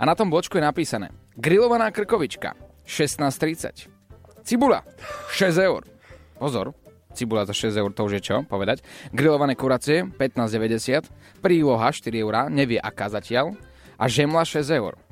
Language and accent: Slovak; Košice, Košice Region, Slovakia; To u nás v Košiciach to sú také iné, také, také parádne, také neskutočné